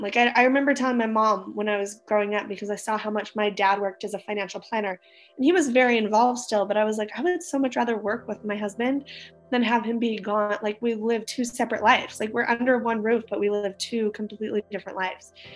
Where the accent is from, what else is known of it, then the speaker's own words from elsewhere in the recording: Utah, United States; also born or lived in Hawaii; we're from Utah. We moved back to Utah after my husband graduated